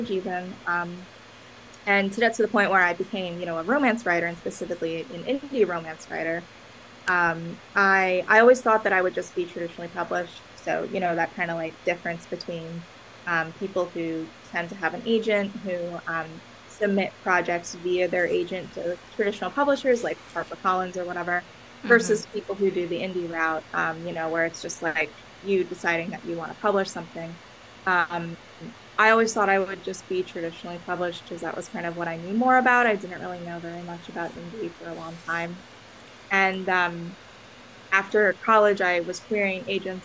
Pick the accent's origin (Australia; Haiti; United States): United States; Long Island, New York; also born or lived in Massachusetts; I'm originally from New York. I'm from Long Island, and, you know, that's where I lived basically my entire life